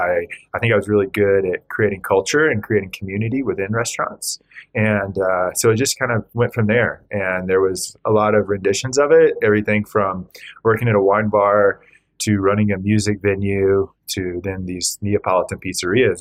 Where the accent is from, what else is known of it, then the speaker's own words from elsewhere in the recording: Georgia, United States; moved away as an adult; also born or lived in Austin, Texas / Alaska / Virgin Islands; I grew up in Georgia.